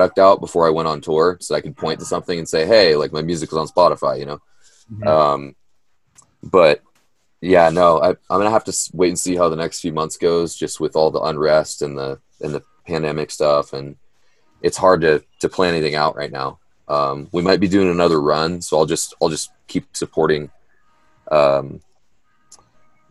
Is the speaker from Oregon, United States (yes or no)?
yes; Oregon, United States; growing up in Oregon